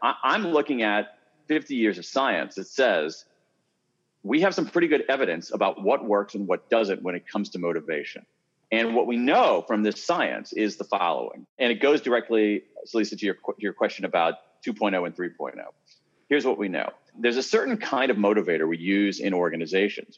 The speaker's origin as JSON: {"language": "English", "town": "Columbus", "region": "Ohio", "country": "United States", "tie": "born or raised there", "said": "I grew up in Columbus, Ohio"}